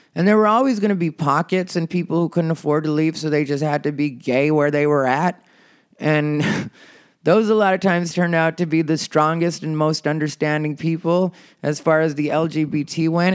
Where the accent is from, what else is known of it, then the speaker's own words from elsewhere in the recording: Casa Grande, Arizona, United States; growing up in Casa Grande, Arizona